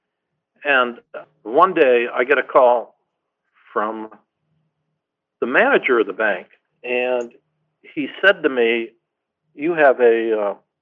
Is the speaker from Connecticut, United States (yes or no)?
yes; Connecticut, United States; moved away; I grew up in Connecticut